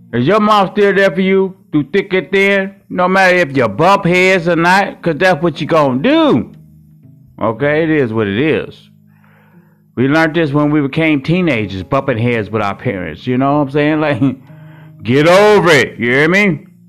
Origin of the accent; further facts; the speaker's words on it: Hot Springs, Arkansas, United States; now in Milwaukee, United States; I live in Milwaukee, Wisconsin right now, but I'm raised from Hot Springs, Arkansas.